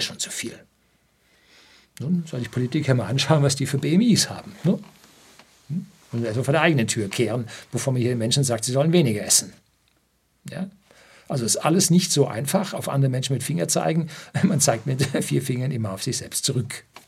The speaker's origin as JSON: {"language": "German", "region": "Upper Bavaria", "country": "Germany", "said": "Bei uns in Oberbayern, wo es gerade mal steinige, kiesige Böden gibt"}